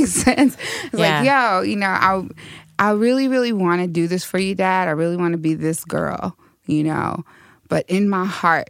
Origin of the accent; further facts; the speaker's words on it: St. Louis, Missouri, United States; I grew up in North City, St. Louis, and South City